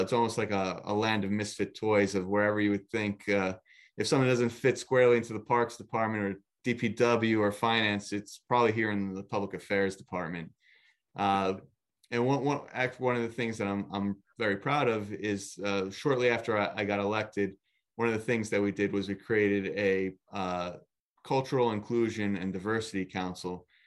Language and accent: English; Nutley, New Jersey, United States; born and raised in Nutley